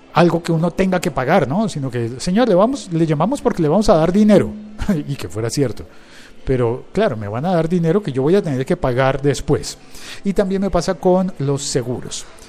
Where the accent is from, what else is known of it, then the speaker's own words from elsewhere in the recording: Bogotá, Colombia; mi ciudad, en Bogotá